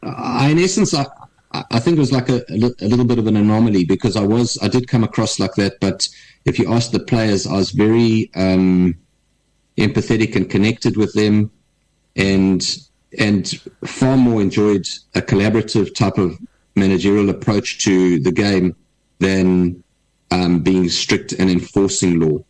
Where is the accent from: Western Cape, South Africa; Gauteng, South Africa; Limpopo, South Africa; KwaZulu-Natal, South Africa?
KwaZulu-Natal, South Africa; Durban; I was brought up in Durban